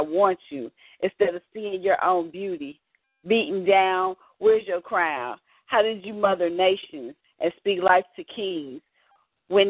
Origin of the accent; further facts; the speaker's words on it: Alabama, United States; I'm from Bama